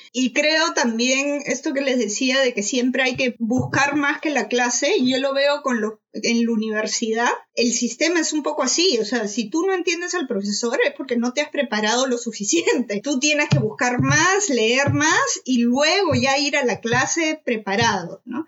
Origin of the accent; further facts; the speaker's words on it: Peru; also born or lived in Malaysia; cuando volvimos a Perú